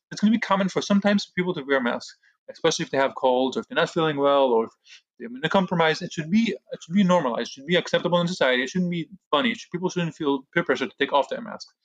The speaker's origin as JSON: {"language": "English", "region": "New York", "country": "United States", "said": "when people kept asking me where I'm from, I made it a point to say I'm from New York. Uh, that was my answer. If you know where New, that New York is in the United States, you know that I'm also American."}